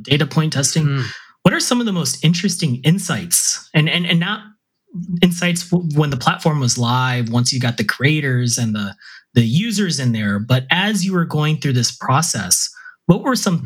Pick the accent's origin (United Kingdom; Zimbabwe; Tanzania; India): India; I'm Indian.